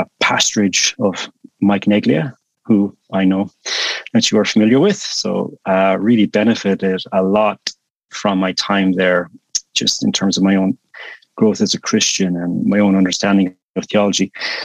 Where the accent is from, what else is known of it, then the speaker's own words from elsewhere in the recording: west coast of Ireland, Ireland; also born or lived in Ukraine; born and raised in Ireland, on the west coast of Ireland.